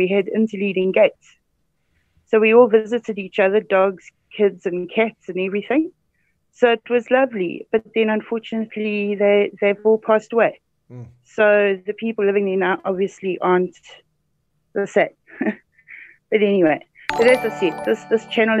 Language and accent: English; Mvuma, Midlands, Zimbabwe; I grew up in Mvuma, which is on the way to Inkledorn to Salisbury, Harare